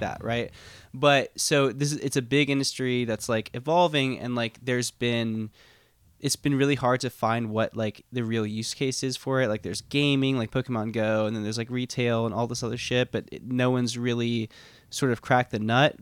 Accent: The Woodlands / Spring, outside of Houston, Texas, United States; born or raised there; moved away

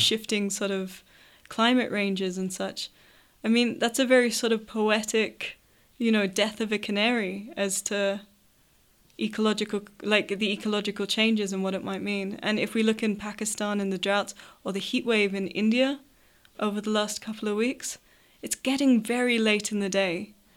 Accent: Australia; speaking as an Australian

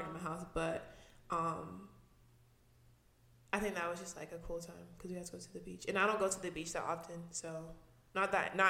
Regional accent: Rose Hill, North Carolina, United States; I'm from Rose Hill.

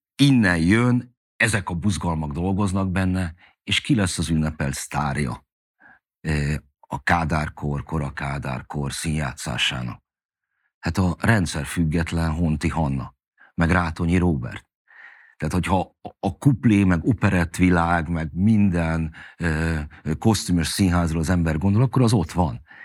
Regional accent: Budapest, Hungary; megkaptunk a Krisztina körúton egy hatodik emeleti nagy lakást, én oda születtem már

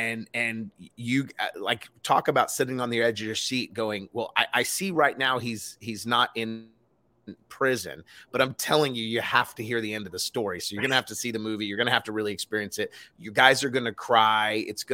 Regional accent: Los Angeles, California, United States; I grew up in South Central LA for a while

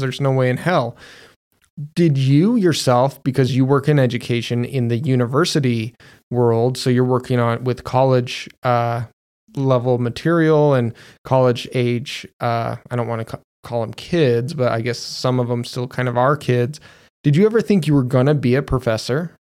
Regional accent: Magna, Utah, United States; Magna, where I'm from, is ghetto or poor or anything like

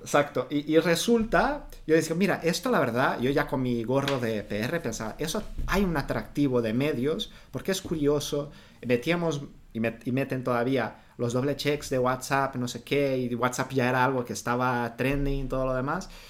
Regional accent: Brazil; Spanish is a second language; moved away; also born or lived in Rio de Janeiro; Yo soy de Brasil y me formé en periodismo

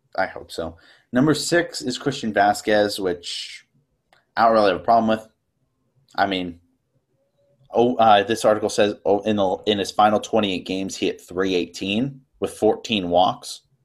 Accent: Tennessee, United States; moved away as an adult; now in Franklin, United States; I'm from Tennessee. I go to college in Franklin, Mass

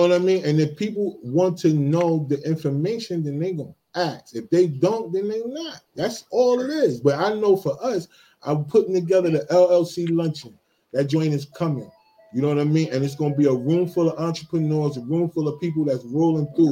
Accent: East New Jersey, United States; I grew up in East New Jersey

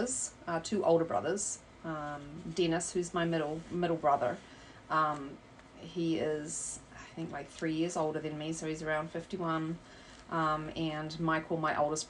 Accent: New Zealand; now in Illinois, United States; I live here in Illinois, obviously, but I am originally from New Zealand

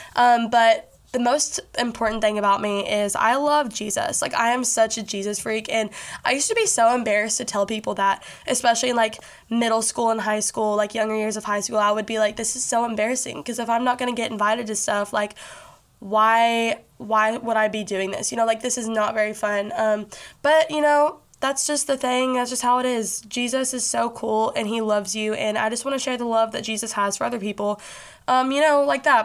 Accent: Bowling Green, Kentucky, United States; also born or lived in Nashville, Tennessee; it's in Bowling Green, Kentucky. That's where I live. That's where I have grown up, you know, most of my life

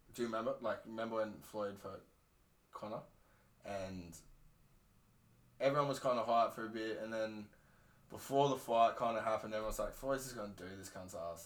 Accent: Queensland, Australia; I'm a Queenslander

